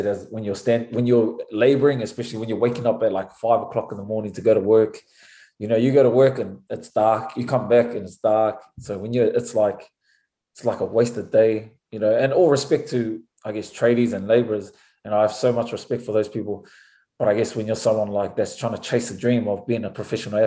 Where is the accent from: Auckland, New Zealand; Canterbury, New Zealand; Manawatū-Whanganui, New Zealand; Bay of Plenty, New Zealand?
Auckland, New Zealand; moved away as an adult; now in Washington, United States; growing up in New Zealand, especially in Auckland